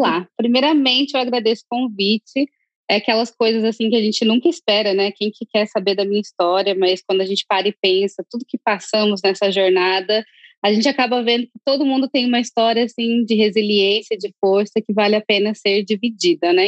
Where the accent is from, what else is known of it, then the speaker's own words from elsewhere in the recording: Curitiba, Paraná, Brazil; moved away as an adult; now in White Plains, United States; morava em Curitiba, no Brasil, e agora moro em White Plains, pertinho de Manhattan